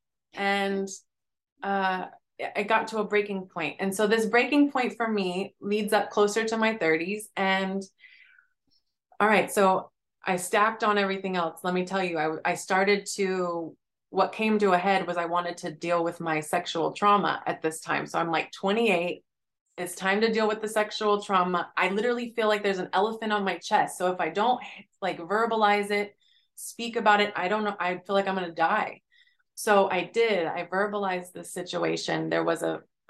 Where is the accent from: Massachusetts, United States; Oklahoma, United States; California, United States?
Oklahoma, United States; now in Philadelphia, United States; I grew up in Oklahoma. And that was a small town in Oklahoma.